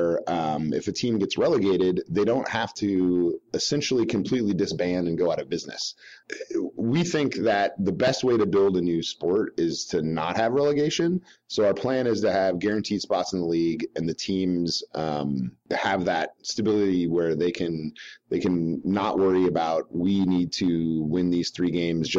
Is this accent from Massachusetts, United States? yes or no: no; San Diego, California, United States; I grew up in San Diego in the 80s and early 90s.